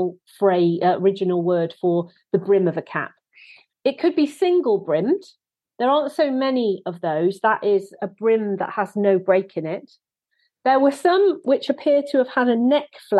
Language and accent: English; Wales, United Kingdom; I am actually a Welsh person